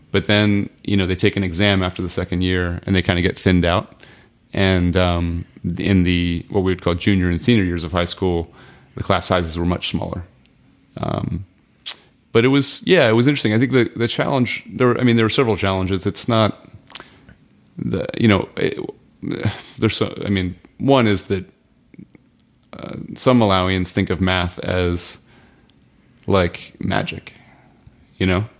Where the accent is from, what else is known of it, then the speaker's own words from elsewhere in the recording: United States; also born or lived in Malawi; I'm an American